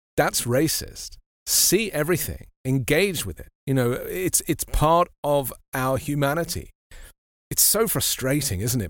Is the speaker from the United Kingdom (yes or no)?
yes; London, United Kingdom; I grew up in London, which is a kind of very mixed society